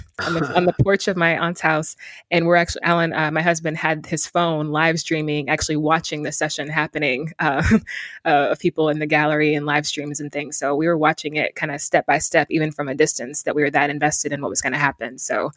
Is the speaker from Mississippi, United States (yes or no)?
yes; Mississippi, United States; also born or lived in Detroit, United States; So my identity is part Northerner, originally from Detroit, Michigan. But I grew up mostly in Mississippi.